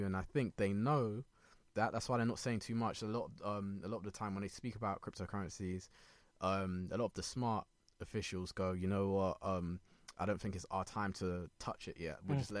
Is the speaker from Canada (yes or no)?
no; Ghana; I'm Ghanaian.